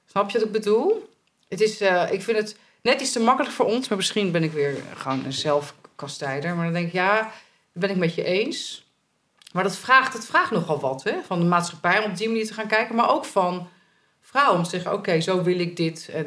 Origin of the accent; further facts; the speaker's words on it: Italy; Ja, ben ik uit Italië, dus dat is allemaal normaal.